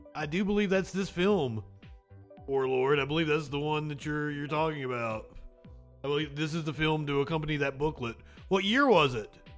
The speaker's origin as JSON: {"language": "English", "region": "eastern Kentucky", "country": "United States", "said": "being from the coal fields of eastern Kentucky. My grandfather helped stand against the National Guard"}